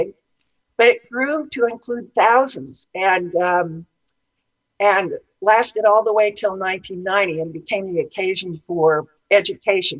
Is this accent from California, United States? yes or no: yes; California, United States; I was born in California and grew up in the mountains.